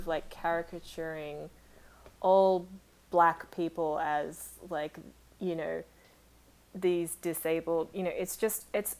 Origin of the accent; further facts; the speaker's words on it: Australia; Growing up in Australia